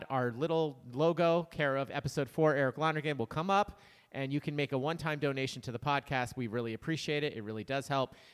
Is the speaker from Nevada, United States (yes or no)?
no; Columbia County, upstate New York, United States; moved away; also born or lived in Verona, New York; I grew up in Columbia County.